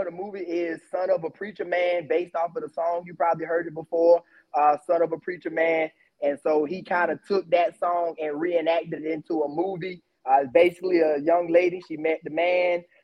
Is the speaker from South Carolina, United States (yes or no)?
yes; Columbia, South Carolina, United States; now in Orangeburg, United States; My hometown, I'm going to say Columbia, South Carolina. And right now I'm in Orangeburg, South Carolina. I kind of been between the two pretty much all my life.